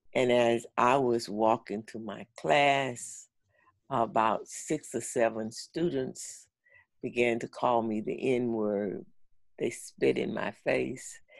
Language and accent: English; St. Augustine, Florida, United States; now in Orlando, United States; I grew up in St. Augustine, Florida, and I now live in Orlando, Florida